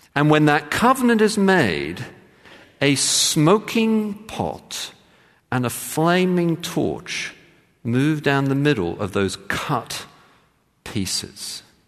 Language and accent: English; England, United Kingdom; I grew up in England as a, in the Church of England